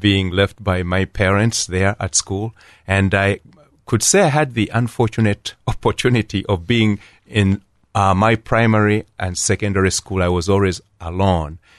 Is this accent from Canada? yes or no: no; Kampala, Central Region, Uganda; moved away as an adult; also born or lived in Columbus, Ohio; now in Canal Winchester, United States; I was born in Uganda, at Kampala, Uganda, and I was one of, uh, eight, uh, and, uh, my father and mother Catholic, and, uh, four brothers and three sisters, and we all, uh, grew up there